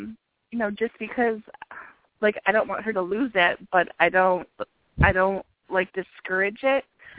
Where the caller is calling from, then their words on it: Midland, Michigan, United States; calling from Midland, Michigan.